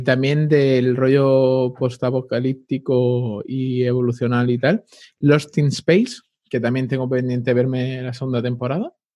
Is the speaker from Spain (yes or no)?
yes; Spain; así somos los españoles